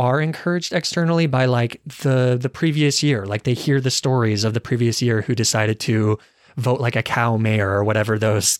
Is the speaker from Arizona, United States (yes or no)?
yes; Arizona, United States; I guess I'm from Arizona